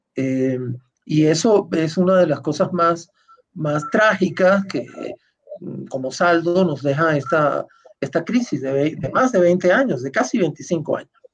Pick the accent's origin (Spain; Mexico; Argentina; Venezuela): Venezuela; mi país